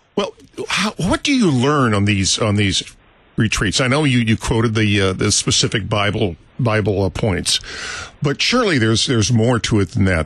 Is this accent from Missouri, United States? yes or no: yes; St. Louis, Missouri, United States; I grew up here in St. Louis. It was my hometown